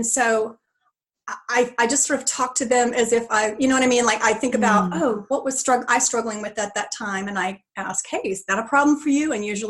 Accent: Texas, United States; also born or lived in California; now in Tennessee, United States; And I grew up in Texas, but then we lived in California for a long time. Mm. And now we're in Tennessee.

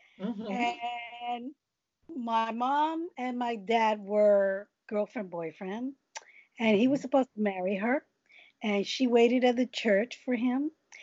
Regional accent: New York City, New York, United States; I was born in New York City, Manhattan, a long time ago.

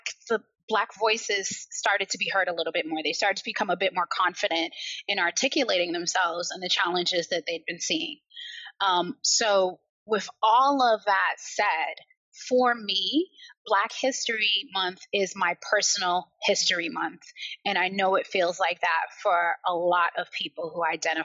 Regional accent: Barbados; accent: American; also born or lived in Liverpool, England / United States; So despite having an American accent, I was actually born in Liverpool. I was born in Toxteth. I was raised in Barbados and I was raised in the US and I've been back home in Liverpool for the last 10 years now.

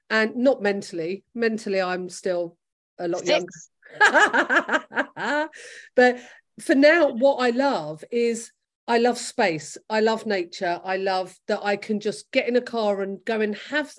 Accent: London, United Kingdom; moved away as an adult; now in Gloucester, United Kingdom; I'm a Londoner and I'm a very proud Londoner. And my family are all in London

